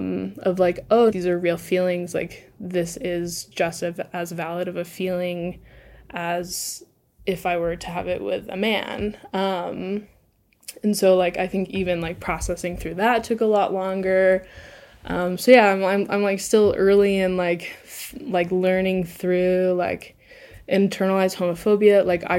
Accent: Southeast, United States; also just, like, generally growing up in the Southeast, like, I knew, like, a couple of, like, gay people growing up

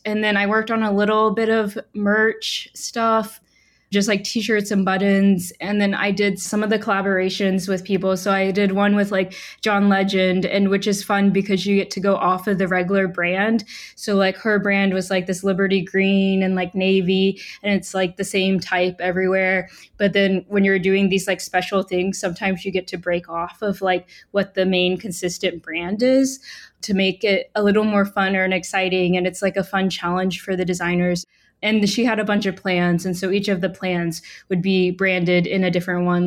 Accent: Huntsville, Alabama, United States; moved away as an adult; also born or lived in Portland, Oregon; I grew up in Huntsville, Alabama.

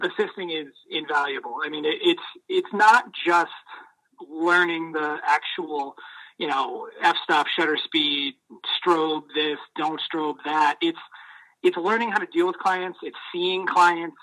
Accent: Maine, United States; growing up in Maine

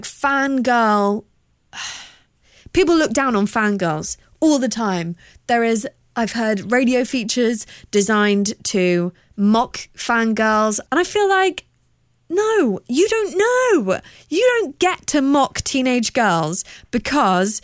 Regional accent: South of England, United Kingdom; accent: hybrid of like Queen versus people that live in Kent; I'm from the South.

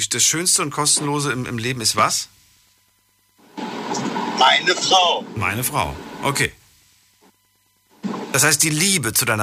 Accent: Munich, Bavaria, Germany; Äh, ich bin aus München

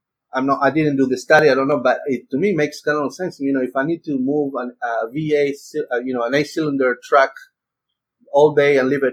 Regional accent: Argentina; moved away as an adult; now in United States; I'm from Argentina and I came to the US in 98

